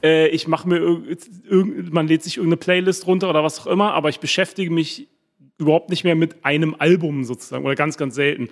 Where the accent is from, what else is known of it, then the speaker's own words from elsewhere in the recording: Berlin, Germany; first language German; moved away as an adult; also born or lived in England / Boston; aufgewachsen bin ich in Berlin-Wilmersdorf